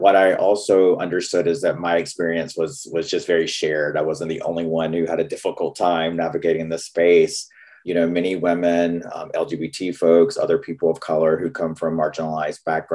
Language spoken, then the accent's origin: English; North Carolina, United States; accent: Southern; moved away as an adult; now in Seattle, United States; I grew up in North Carolina